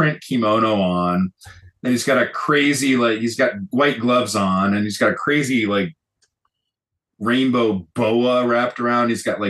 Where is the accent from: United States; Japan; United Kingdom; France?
Japan; Kitakyushu, Fukuoka; That's actually a fun fact. That's actually my hometown in Japan. It's the first place I lived.